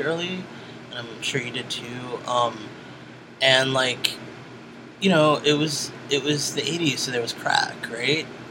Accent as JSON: {"language": "English", "town": "New York City", "region": "New York", "country": "United States", "tie": "born or raised there", "said": "I was born in Brooklyn, New York"}